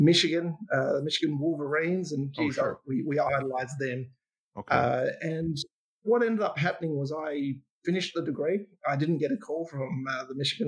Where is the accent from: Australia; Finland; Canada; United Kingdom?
Australia; Ballarat, Victoria; I was growing up in Ballarat, which is a country town in Victoria